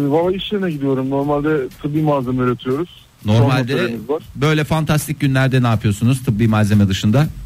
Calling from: İzmir, Turkey; ben İzmir'den.

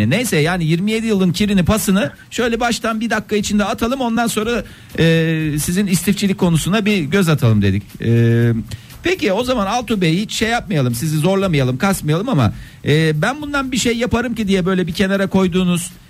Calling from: İzmir, Turkey; ben İzmir'den.

